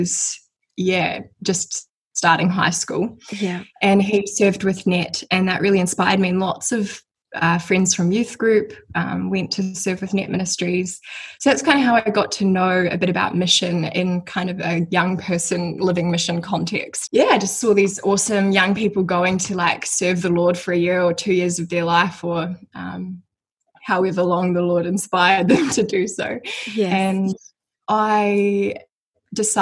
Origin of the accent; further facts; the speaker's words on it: Mount Maunganui, Bay of Plenty, New Zealand; I am 23 and I am from New Zealand. So I grew up in Mount Maunganui, which is like a coastal town here.